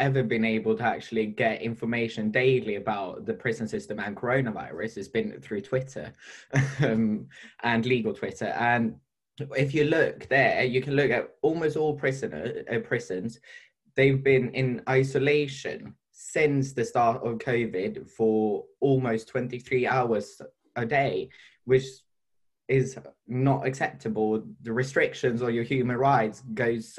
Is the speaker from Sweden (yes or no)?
yes; Sweden; now in United Kingdom; I'm from Sweden